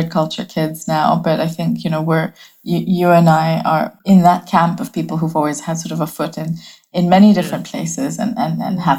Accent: Bangladesh; also born or lived in Hong Kong; now in United Kingdom; I'm from Bangladesh originally. I was born and raised across many different countries. I spent some of my childhood in Bangladesh, some of my childhood in Hong Kong.

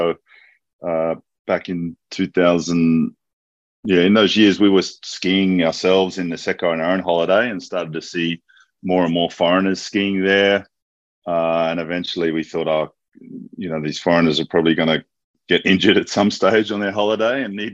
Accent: Australia; moved away as an adult; also born or lived in Tokyo, Japan; now in Singapore; I'm an Australian physiotherapist

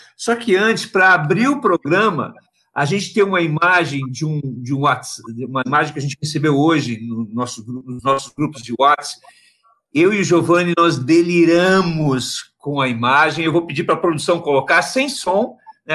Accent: Santa Catarina, Brazil; moved away; also born or lived in Rio Grande do Sul; catarinense de nascimento e gaúcho de escolha

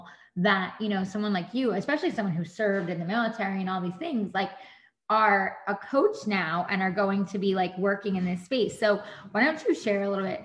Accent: Monroe, New York, United States; I'm originally from New York, and I grew up by Monroe, Central Valley area, which is right by West Point

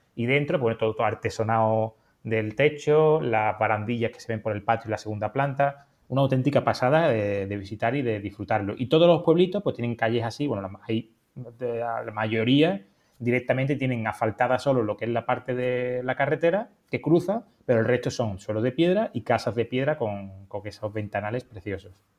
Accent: Andalusia, Spain; yo soy andaluz

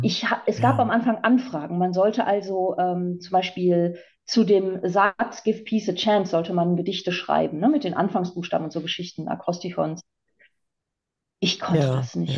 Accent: East Frisia, Lower Saxony, Germany; ganz ähm, stark an meiner Scholle klebe als Ostfriesin

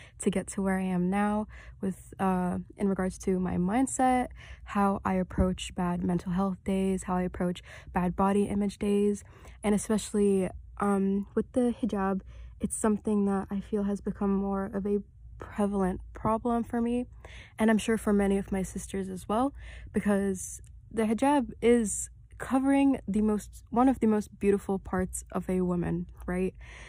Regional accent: Saudi Arabia; also born or lived in Kuwait; now in Canada; So originally I came to Canada from Saudi Arabia. I wasn't born there, I was born in Kuwait, but I kind of moved around the Middle East a lot, and I lived in Saudi Arabia for a couple years, and I came to Canada from there.

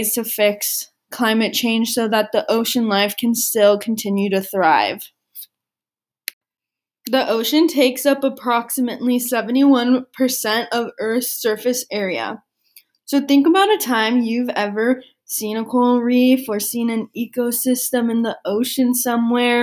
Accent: San Diego, California, United States; I grew up in San Diego, California, right next to the ocean

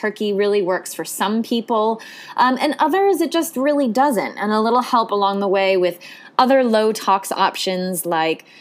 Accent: the Ocean State, Rhode Island, United States; I grew up in the Ocean State

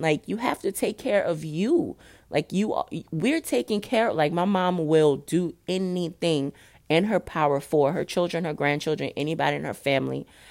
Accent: New Orleans, Louisiana, United States; also born or lived in Dallas; I live in New Orleans. I'm from New Orleans.

